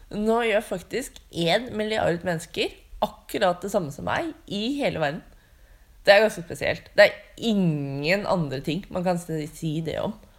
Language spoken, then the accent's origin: Norwegian; Drammen, Buskerud, Norway; jeg er fra Drammen